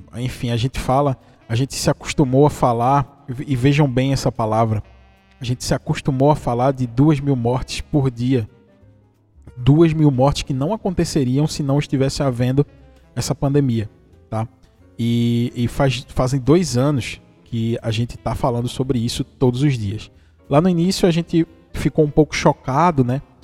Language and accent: Portuguese; interior of Pernambuco, Brazil; eu sou de Pernambuco, do interior de Pernambuco